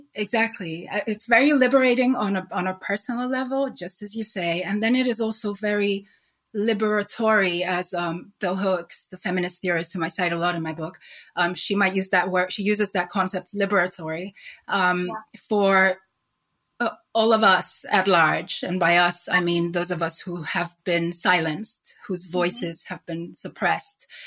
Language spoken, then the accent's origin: English; Nigeria; also born or lived in Sweden / Spain / New York; now in London, United Kingdom; growing up in Nigeria, um, I was witness to a particular type of society